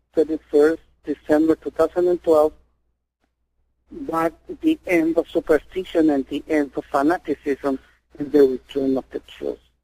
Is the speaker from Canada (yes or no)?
no; Mexico; I was born in Mexico.